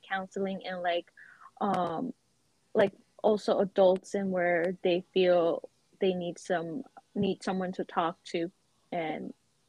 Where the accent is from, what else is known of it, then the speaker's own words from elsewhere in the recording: United States; we were born and raised here in America.